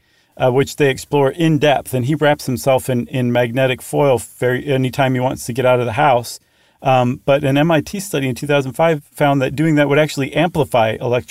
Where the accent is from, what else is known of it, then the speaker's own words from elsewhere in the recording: United States; I'm American through and through. I bleed red, white, and blue